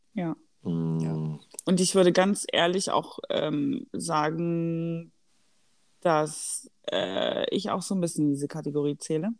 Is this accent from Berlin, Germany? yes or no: no; Black Forest, Baden-Württemberg, Germany; ich komme ja aus dem Schwarzwald